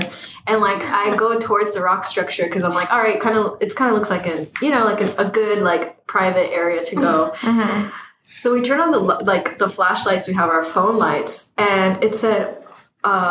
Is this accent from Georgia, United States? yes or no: yes; Georgia, United States; moved away; I'm from Georgia